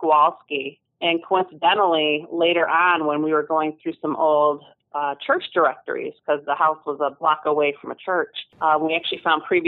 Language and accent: English; Grand Rapids, Michigan, United States; When I was growing up in Grand Rapids